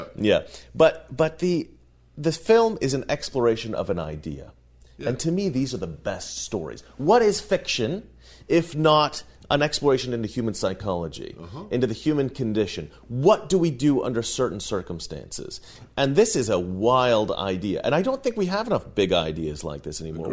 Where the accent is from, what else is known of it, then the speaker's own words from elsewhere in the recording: Oregon, United States; we grew up in Oregon